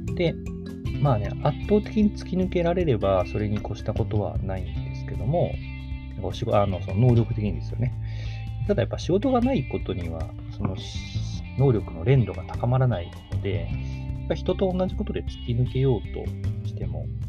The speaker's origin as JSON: {"language": "Japanese", "region": "Kagawa", "country": "Japan", "tie": "born or raised there", "said": "うち の地元だったら、香川県産の野菜だけを扱う"}